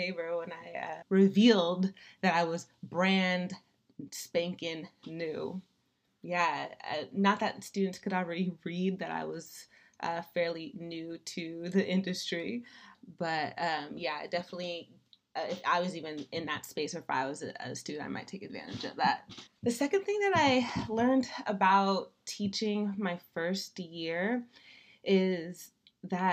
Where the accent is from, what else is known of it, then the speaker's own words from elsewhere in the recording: Daly City, California, United States; also born or lived in San Leandro, California; I grew up in Daly City, California